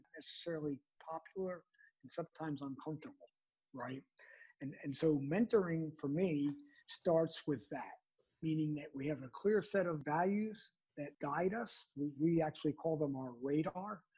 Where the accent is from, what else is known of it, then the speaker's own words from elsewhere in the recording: New Jersey, United States; also born or lived in New York City; I grew up in the greater New York area, born and raised in New Jersey. My first 6 or 7 years was in New York City